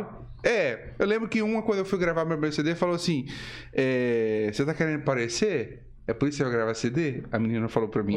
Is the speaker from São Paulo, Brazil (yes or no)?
no; Minas Gerais, Brazil; eu sou mineiro